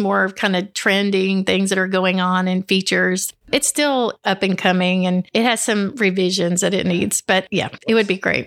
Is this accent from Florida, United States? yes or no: no; Upper Cumberland, Tennessee, United States; I'm from here, born and raised